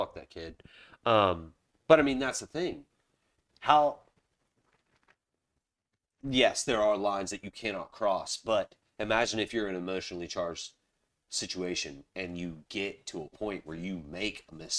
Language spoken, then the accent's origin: English; Charleston, South Carolina, United States; I mean, I grew up in Charleston, South Carolina.